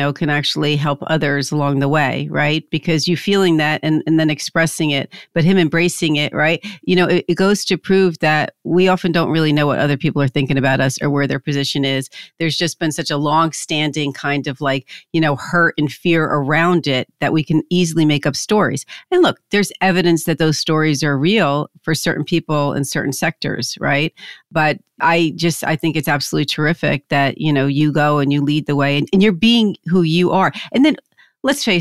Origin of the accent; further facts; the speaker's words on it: New Jersey, United States; I'm from Jersey